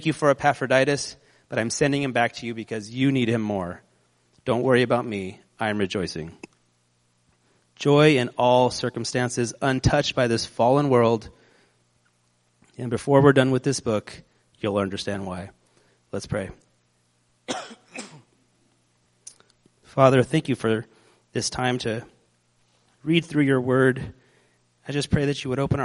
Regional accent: United States; We're American.

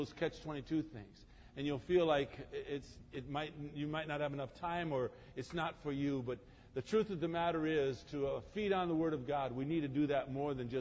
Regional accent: Croatia; I'm from Croatia.

